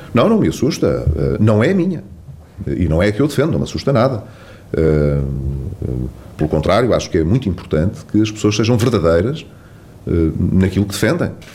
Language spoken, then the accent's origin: Portuguese; Vila Real, Vila Real District, Portugal; Vila Real, que é justamente, como sabe, o distrito a que politicamente mais estou eh, ligado e, que é a minha terra.